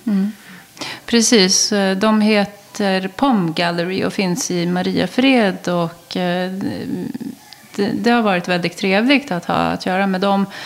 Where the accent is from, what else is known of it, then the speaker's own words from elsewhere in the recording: Sarajevo, Federation of Bosnia and Herzegovina, Bosnia & Herzegovina; now in Stockholm, Sweden; jag kommer ju från Sarajevo i Bosnien-Hercegovina, dåvarande Jugoslavien